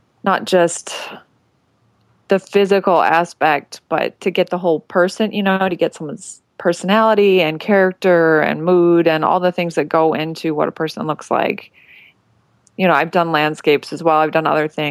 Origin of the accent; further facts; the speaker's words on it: Illinois, United States; I'm from Illinois